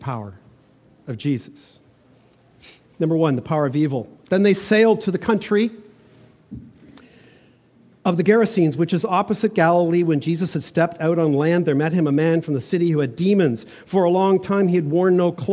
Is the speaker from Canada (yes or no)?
yes; Toronto, Ontario, Canada; moved away; also born or lived in Vancouver; When I grew up in Toronto, just a block and a half away from the city of Yonge Street in North Toronto